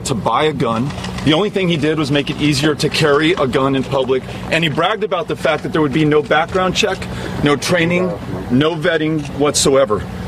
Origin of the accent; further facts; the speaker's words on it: El Paso, Texas, United States; my hometown of El Paso